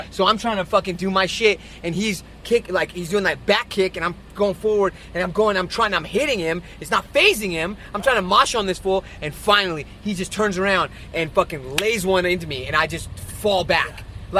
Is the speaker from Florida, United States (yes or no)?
no; Inglewood, California, United States; I'm from Inglewood.